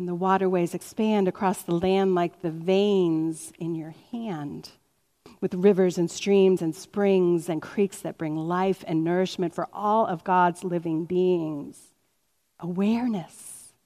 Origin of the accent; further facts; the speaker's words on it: Cuyahoga Falls, Ohio, United States; I grew up in Cuyahoga Falls